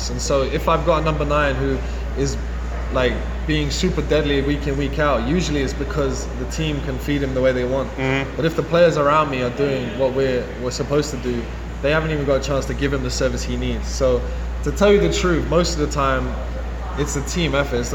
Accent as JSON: {"language": "English", "region": "England", "country": "United Kingdom", "said": "I'm from England, so some of the games are extremely far for me."}